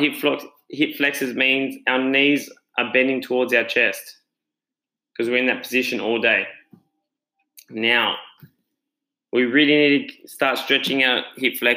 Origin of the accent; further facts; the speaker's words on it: Australia; I'm the Aussie Tony Robbins